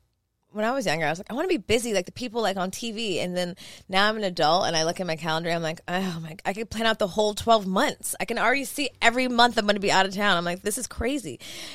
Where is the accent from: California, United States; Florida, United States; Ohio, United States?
California, United States; Hollywood; I'm from Hollywood. I know all the theories.